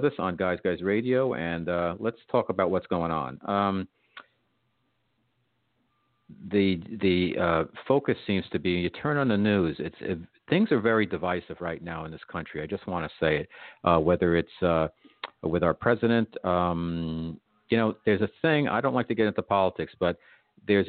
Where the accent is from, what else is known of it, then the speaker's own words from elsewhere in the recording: New York, United States; I'm a New Yorker